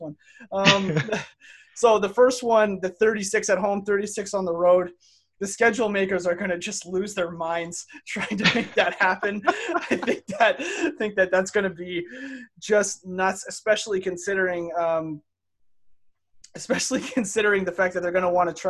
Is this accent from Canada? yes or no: yes; Canada; we're from Canada